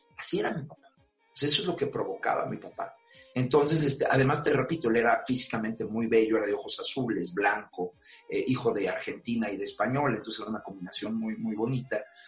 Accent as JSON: {"language": "Spanish", "town": "Santa Clara", "region": "State of Mexico", "country": "Mexico", "tie": "born or raised there"}